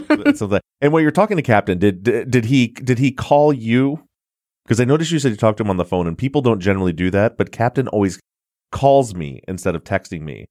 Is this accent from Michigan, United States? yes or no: yes; Michigan, United States; I'm from Michigan